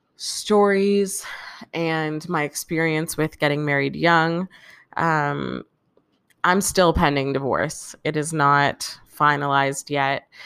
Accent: Canada; I'm Canadian

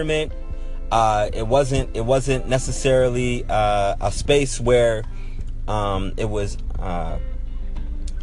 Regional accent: Pittsburgh, Pennsylvania, United States; moved away as an adult; also born or lived in Baltimore, Maryland / El Segundo, California; I'm born and raised in Pittsburgh, Pennsylvania. I spent 18 years of my life growing up

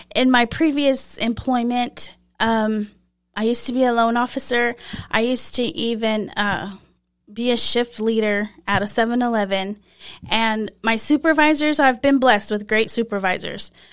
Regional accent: Lamesa, Texas, United States; I grew up here in La Mesa

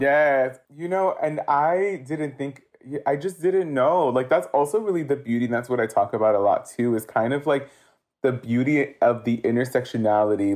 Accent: Los Angeles, California, United States; I am Central American Salvadorian, uh, born and raised in Los Angeles, specifically from Hollywood

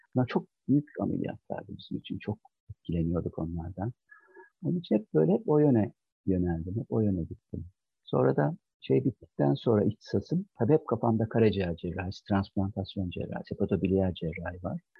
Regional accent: Çankırı Province, Turkey; moved away as an adult; now in Ankara, Turkey; Ben 1963 yılında Çankırı'da doğdum ve orada büyüdüm.

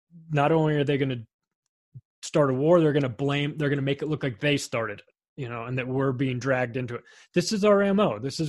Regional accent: Palm Springs, California, United States; Most of my friends that I grew up with in Palm Springs, California

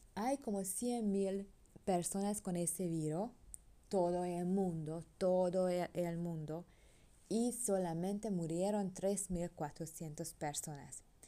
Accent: Hungary; Spanish is a second language; now in Panama; soy europeo, soy húngara.

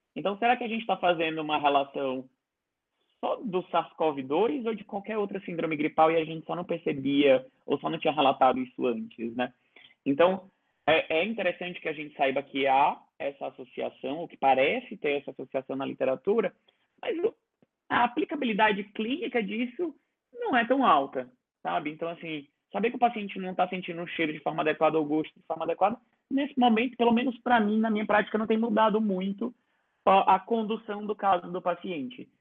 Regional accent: Ceará, Brazil; moved away; eu sou cearense

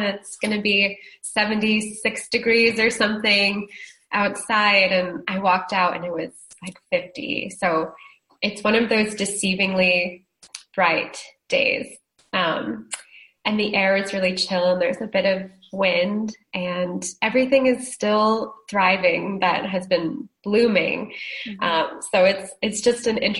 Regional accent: Northeast, United States; moved away; I grew up in the Northeast.

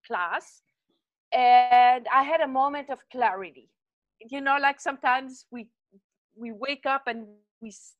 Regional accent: French part of Switzerland, Romandy, Switzerland; accent: French, from the French part of Switzerland; moved away; So originally I'm from Switzerland. So if you wonder where my accent is from, it's French, from the French part of Switzerland.

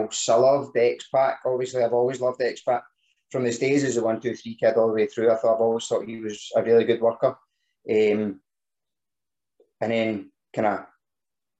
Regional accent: Scotland, United Kingdom; being Scottish

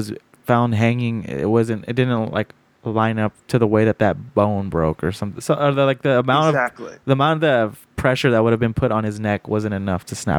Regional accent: California, United States; dude, I'm from California. It's called weather. Like, this happens all the time.

